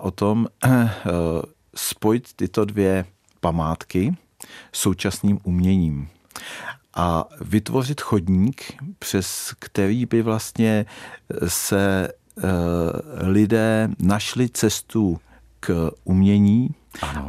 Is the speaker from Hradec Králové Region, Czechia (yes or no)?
no; Řevnice, Central Bohemian Region, Czechia; also born or lived in Hořice / Prague; now in Karlík, Czechia; narodil jsem se v Řevnicích, tam jsem, eh, tam jsem potom začal bydlet se svou ženou eh, ve domě po rodičích